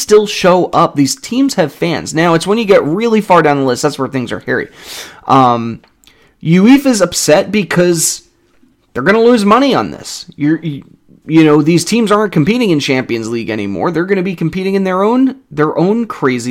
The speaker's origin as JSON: {"language": "English", "country": "United States", "said": "I'm American"}